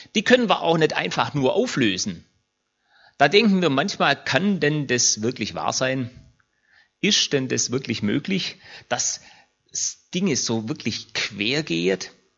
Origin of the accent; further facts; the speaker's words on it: Germany; uns als Deutsche